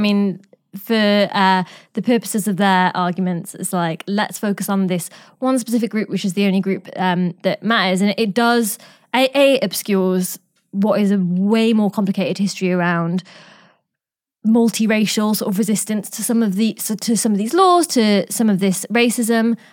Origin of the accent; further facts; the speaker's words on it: Newcastle upon Tyne, North East England, United Kingdom; I grew up in Newcastle